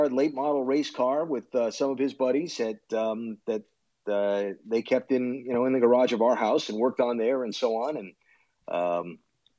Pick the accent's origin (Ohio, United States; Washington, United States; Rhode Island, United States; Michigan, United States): Rhode Island, United States; Providence; Growing up, Providence, Rhode Island. I grew up in Rhode Island